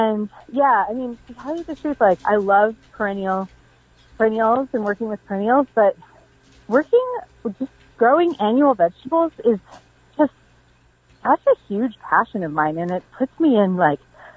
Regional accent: Pacific Northwest, United States; moved away as an adult; now in Southern Appalachia, United States; I was raised in the Pacific Northwest

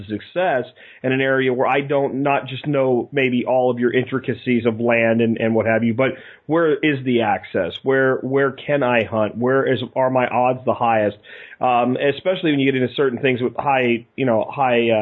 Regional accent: Northeast, United States; moved away; I'm originally from the Northeast myself

